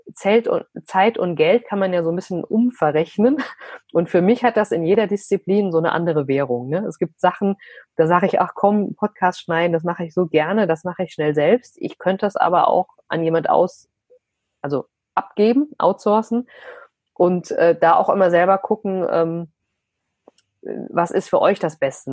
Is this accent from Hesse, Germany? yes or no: yes; Vogelsberg, Hesse, Germany; moved away as an adult; also born or lived in Frankfurt; dass ich ein Landei bin aus dem Vogelsberg, also aus einem kleinen, wirklich Mini-Dorf